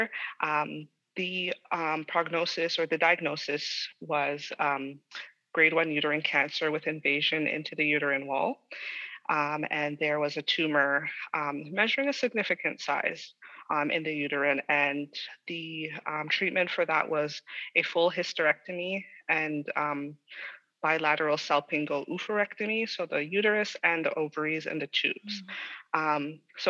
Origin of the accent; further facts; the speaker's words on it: Toronto, Ontario, Canada; I was born and raised in Toronto and grew up in the heart of Toronto, in the GTA.